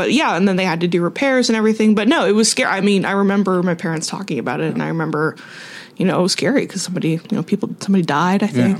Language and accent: English; Whittier, California, United States; I'm not from Northridge. I was born and raised in Whittier, California.